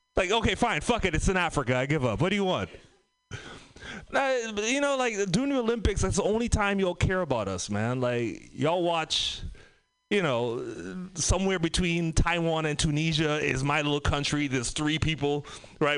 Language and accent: English; Trinidad & Tobago; also born or lived in San Francisco Bay Area; now in United States; I'm from the Caribbean, Trinidad and Tobago